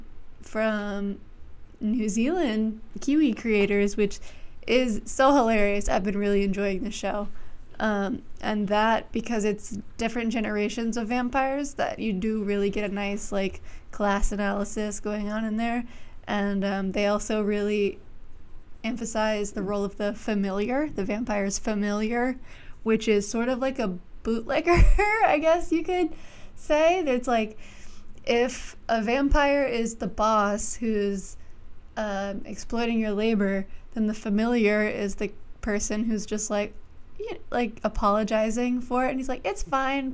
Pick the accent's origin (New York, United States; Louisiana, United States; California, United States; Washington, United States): Louisiana, United States; I'm from Louisiana